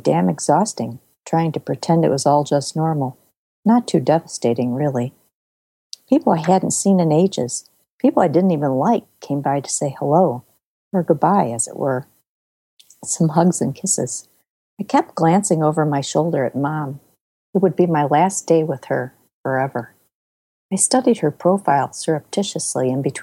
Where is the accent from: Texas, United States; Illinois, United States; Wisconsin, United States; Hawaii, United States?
Illinois, United States; Elmhurst; I grew up in Elmhurst, Illinois